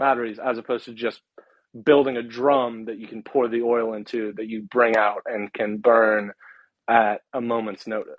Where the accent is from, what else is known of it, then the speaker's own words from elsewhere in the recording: West Virginia, United States; But I'm from West Virginia. I can tell you, we still have most of the energy running on coal and oil and natural gas.